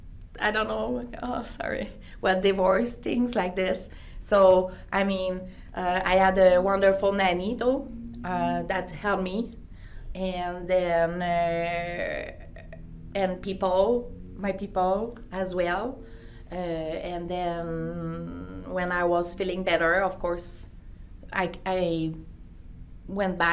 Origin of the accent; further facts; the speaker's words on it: Quebec City, Quebec, Canada; first language French; English is a second language; moved away as an adult; now in Calgary, Canada; I'm from French community. My English wasn't our first language or at all, you know. When I learned English at school, that was ananas, not pineapple, you know? So I had to get out of Quebec City at the time